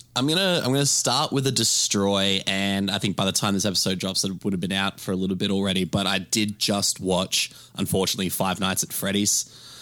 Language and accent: English; Australia; I'm from Australia.